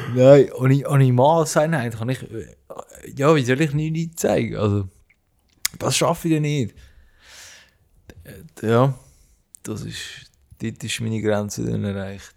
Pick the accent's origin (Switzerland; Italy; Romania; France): Switzerland; accent: High Alemannic; first language Swiss German; German is a second language; wir äh, aus der Schweiz, durch das, dass unser Dialekt